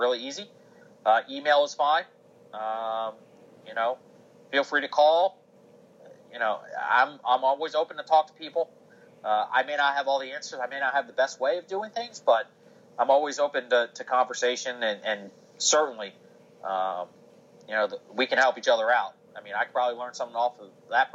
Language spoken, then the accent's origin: English; Baltimore, Maryland, United States; now in Wilmington, United States; Baltimore, my hometown